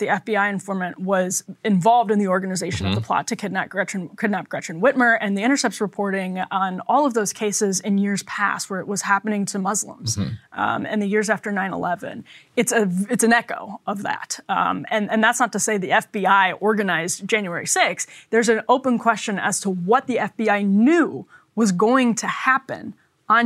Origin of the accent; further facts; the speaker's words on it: Wisconsin, United States; my home state of Wisconsin